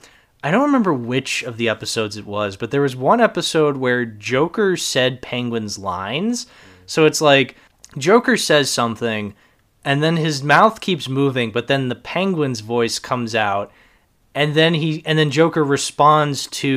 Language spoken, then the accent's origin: English; Boston, Massachusetts, United States; I grew up in Boston. I know Boston accents.